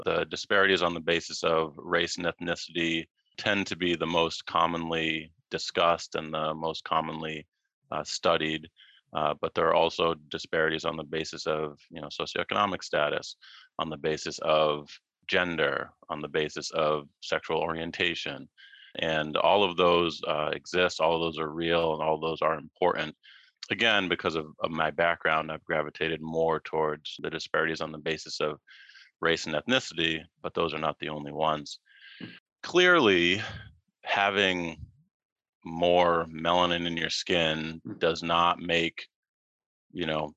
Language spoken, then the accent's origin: English; Massachusetts, United States; moved away as an adult; also born or lived in Baltimore; now in Hawaii, United States; I grew up in Massachusetts